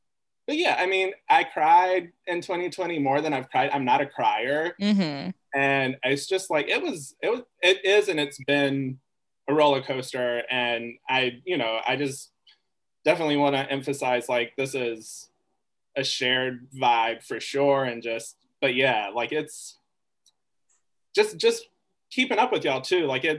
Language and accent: English; the South, United States; when people ask me about growing up in the South, like, Black women, whether they be older or people in high school, like, that's where I found a soft spot growing up and being different.